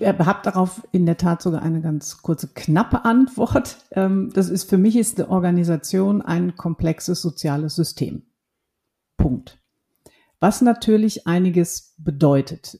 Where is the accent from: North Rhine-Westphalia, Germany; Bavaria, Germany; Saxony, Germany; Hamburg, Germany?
North Rhine-Westphalia, Germany; Ruhr area; ich bin ein Kind des Ruhrgebiets. Das sind meine Wurzeln.